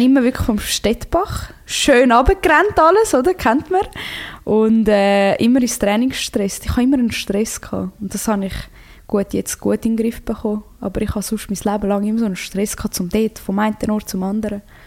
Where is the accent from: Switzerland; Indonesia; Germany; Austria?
Switzerland; also born or lived in Croatia (ancestry); in meiner Heimat